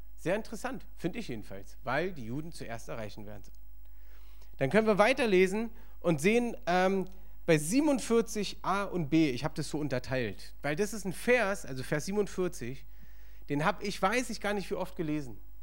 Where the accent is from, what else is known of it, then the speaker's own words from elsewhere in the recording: Berlin, Germany; ich bin im Osten aufgewachsen, Ostberlin